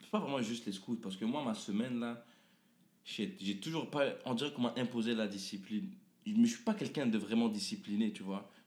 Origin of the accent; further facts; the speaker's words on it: Quebec, Canada; also born or lived in Lebanon; C'est ça, moi je suis un, québécois de construction.